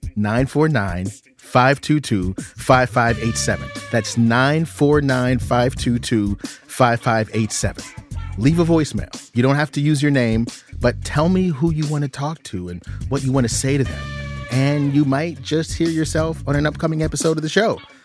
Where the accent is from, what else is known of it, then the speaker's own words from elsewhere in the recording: United States; I'm an American